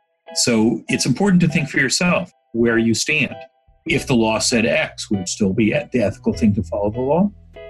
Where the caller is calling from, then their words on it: San Francisco, California, United States; I'm in San Francisco at home.